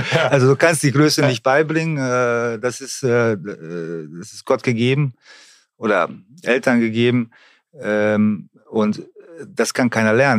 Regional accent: Germany; hier bei uns in Deutschland

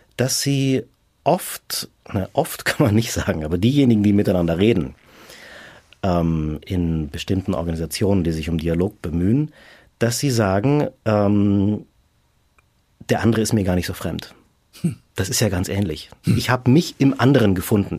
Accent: Munich, Bavaria, Germany; also born or lived in Rome; Also ich habe meine Heimatstadt verlassen, bin aus München nach Rom

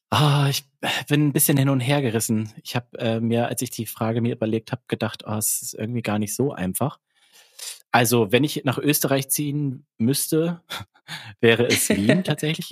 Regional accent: Germany; accent: German; Ich, ich habe schon einen deutschen Akzent.

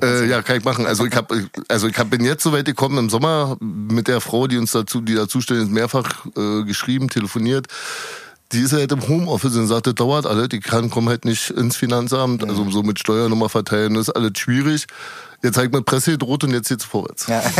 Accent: Berlin, Germany; Ich bin geboren am 19. in Berlin-Prenzlauer Berg

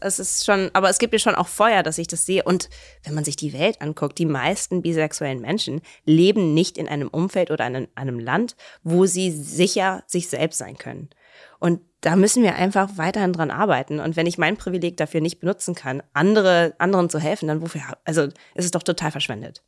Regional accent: Cologne, North Rhine-Westphalia, Germany; also born or lived in Canada; Köln, wir sind in Köln aufgewachsen, in Sülz

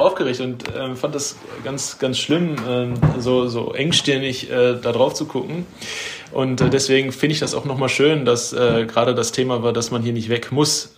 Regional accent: Bochum, North Rhine-Westphalia, Germany; ich arbeite quasi da, wo ich aufgewachsen bin mittlerweile

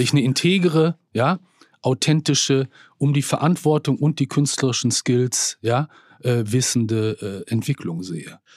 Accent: Bielefeld, North Rhine-Westphalia, Germany; ich komme aus Bielefeld, einer Provinzstadt in Nordrhein-Westfalen

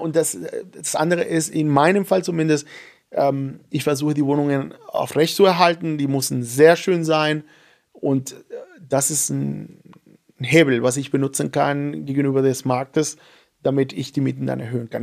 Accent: Venezuela; German is a second language; now in Germany; seit eineinhalb Jahren bin ich Deutscher. Ich wollte erstmal nicht aufhören, Venezolaner zu sein.

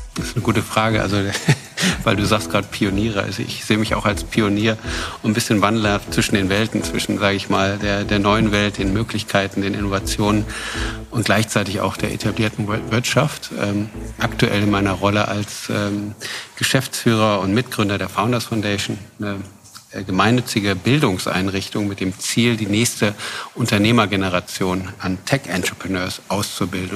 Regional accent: Braunschweig, Lower Saxony, Germany; moved away as an adult; also born or lived in New York; Nein, ich bin aus Braunschweig. Also auch unser, äh, meine Familie und unser Familienunternehmen ist ein altes Braunschweiger Familie sind wir

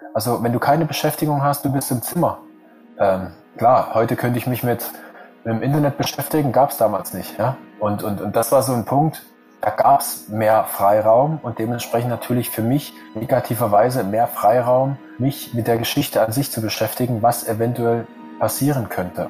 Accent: Germany; als Deutscher

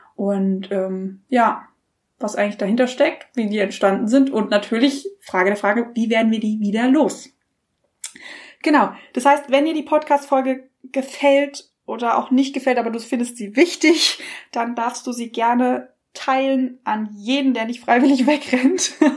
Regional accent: Germany; wir als Deutsche

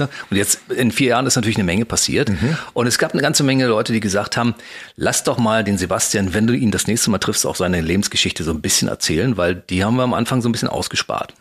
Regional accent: Berlin, Germany; Und ich als Ostberliner, ja. in Ostberlin geboren, mhm. aufgewachsen

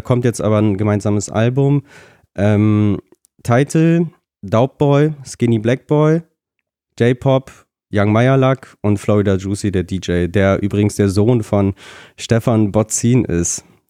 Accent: Germany; also born or lived in Nikolayevka, Kazakhstan / Lutherstadt Wittenberg; ich komme aus der Nähe von Bremen. Ah. Bin ich aufgewachsen

